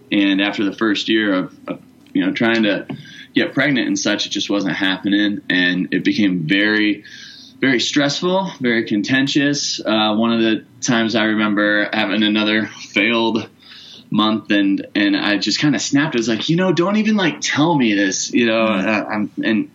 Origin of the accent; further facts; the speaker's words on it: Iowa, United States; moved away as an adult; now in Parker, Colorado, United States; I started back in Iowa at the church I actually grew up at and worked there for about 7 years